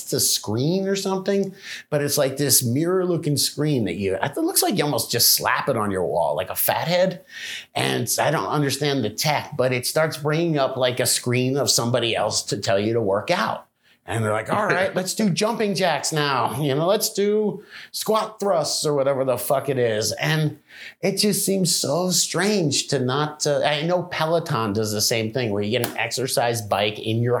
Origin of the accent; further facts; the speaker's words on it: South Florida, United States; moved away; I grew up in South Florida in the 80s